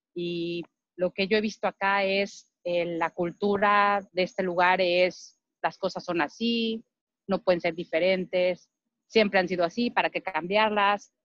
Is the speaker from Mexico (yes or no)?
yes; Mexico; moved away as an adult; now in United States; como mexicano